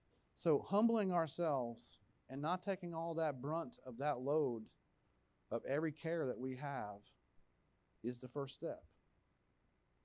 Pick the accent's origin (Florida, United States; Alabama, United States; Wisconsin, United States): Florida, United States; Plant City; I talk the way I talk. I'm from Plant City.